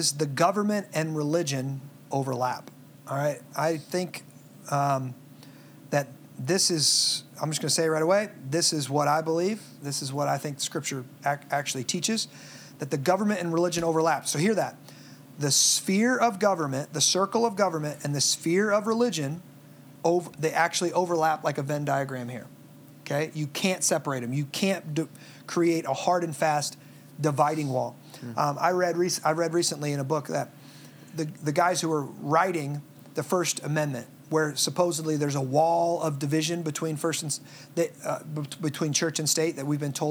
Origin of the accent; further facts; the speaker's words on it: Midwest, United States; most of us growing up in the Midwest